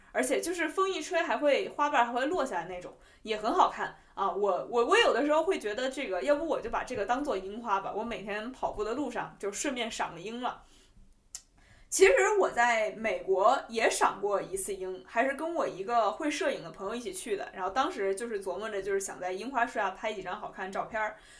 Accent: Beijing, China; 我们就是北京人的习惯

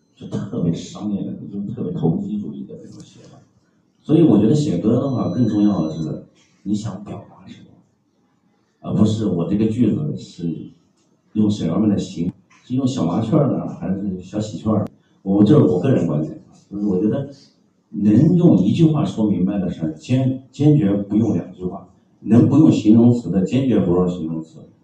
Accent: China; 我们中国人

